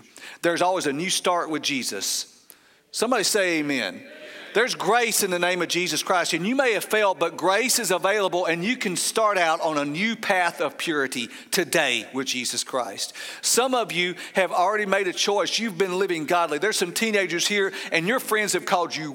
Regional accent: Paulding County, Georgia, United States; I grew up in Pauling County, Georgia

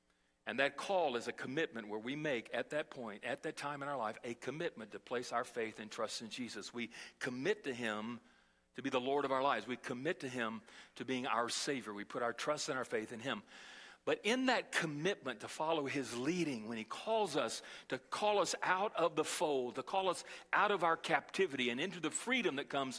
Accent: Brazil; And I learned as a small child, as I was growing up in Brazil, how to survive in the streets.

